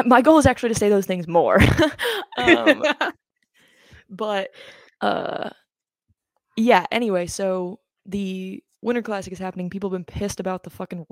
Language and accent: English; Maine, United States; We're from Maine